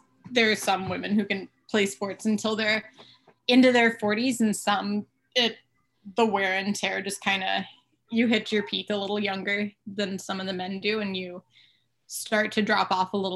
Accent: Towson, Maryland, United States; I am from Towson, Maryland

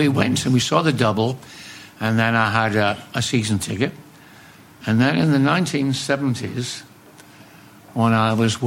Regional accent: Carlisle, North West England, United Kingdom; also born or lived in Scotland / Dumfries / Glasgow; Growing up in Carlisle, I followed Carlisle United

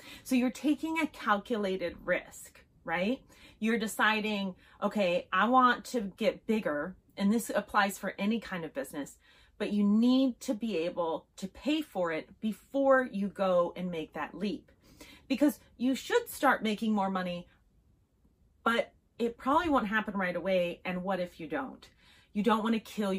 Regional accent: Las Vegas, Nevada, United States; I'm from Vegas

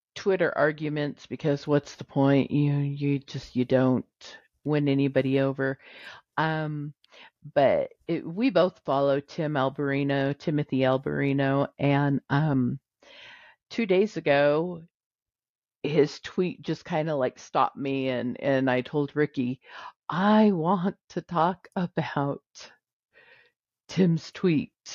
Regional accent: California, United States; I'm a Californian and I don't say Nevada.

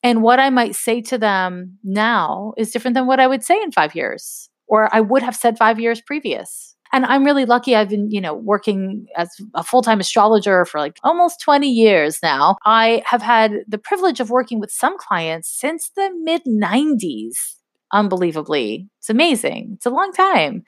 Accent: Canada; now in United States; I grew up in Canada

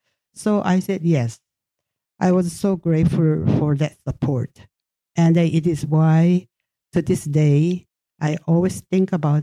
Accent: South Korea; first language Japanese; English is a second language; also born or lived in Japan; I was born in Japan in August 1936 and turned 86 this year. My family relocated back to South Korea in October 1945

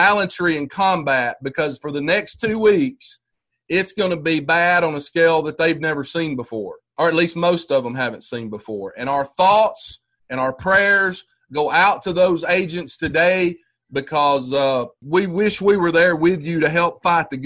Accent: Hamilton, Alabama, United States; my hometown of Hamilton, Alabama

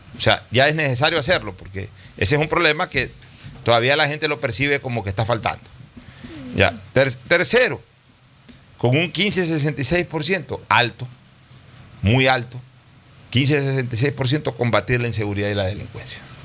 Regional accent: Ecuador; como ecuatoriano

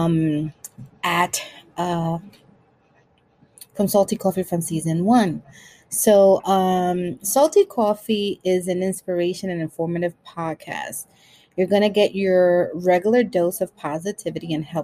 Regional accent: New York City, New York, United States; also born or lived in Brooklyn, New York City; I was born in Brooklyn, raised in Washington Heights, and now I'm living in the Bronx.

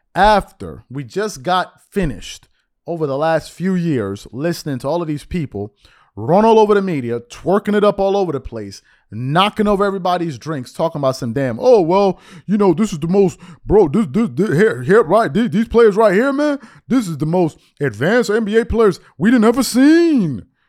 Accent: United States; also born or lived in Rome, Italy; As an American

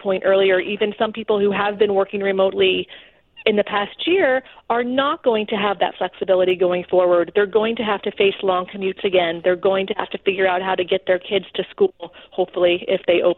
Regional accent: South Florida, United States; moved away as an adult; also born or lived in Houston, Texas; now in Washington, D.C., United States; I was born in Houston, Texas, grew up in South Florida

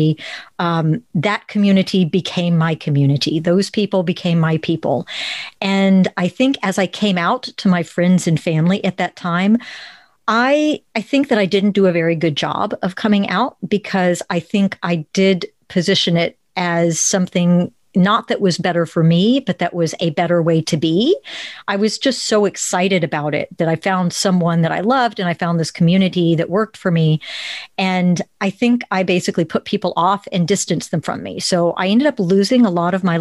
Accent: Plano, Texas, United States; I grew up in Plano, Texas, where the differences are not celebrated

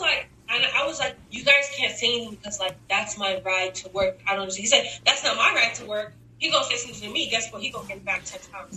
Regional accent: Texas, United States; Oh, I'm from I'm from Texas. Like we're from the South, sort of in the same area.

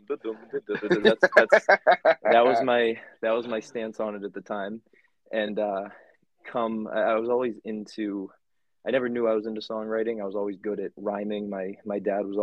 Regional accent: Rowley, Massachusetts, United States; also born or lived in Dracut, Massachusetts / Connecticut; the small town part in Rowley, right next to Ipswich. And so I grew up there, been in Massachusetts my whole life.

